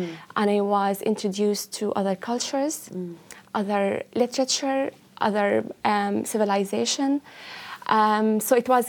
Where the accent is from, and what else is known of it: Syria; born or raised there; English is a second language; moved away as an adult; now in Ireland